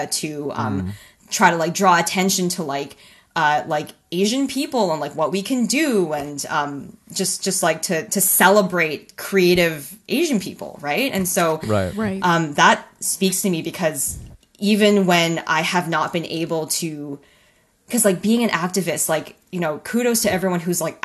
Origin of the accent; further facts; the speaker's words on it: Canada; being a Canadian and then being a cartoonist for an American publication